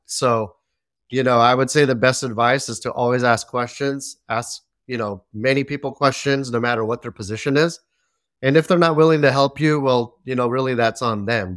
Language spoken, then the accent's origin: English; Belmont, California, United States; also born or lived in San Mateo, California; I was born here in the Bay Area. San Mateo, California, born and raised in Belmont, which is a small city right next to it